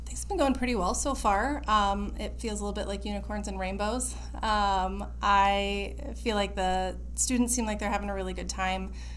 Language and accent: English; Harlan, Iowa, United States; moved away as an adult; also born or lived in California; now in Des Moines, United States; I was from Harlan, Iowa, super small town.